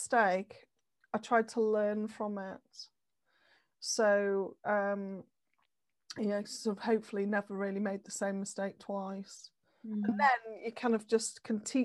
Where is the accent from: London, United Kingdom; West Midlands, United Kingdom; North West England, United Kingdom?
North West England, United Kingdom; Manchester; also born or lived in Leeds; I came back to Manchester because I'm from Manchester originally